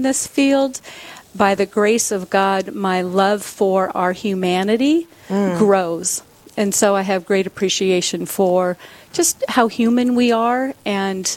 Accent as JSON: {"language": "English", "town": "Sioux Falls", "region": "South Dakota", "country": "United States", "tie": "born or raised there", "said": "I began my career in addictions work right here in Sioux Falls because I grew up in Sioux Falls."}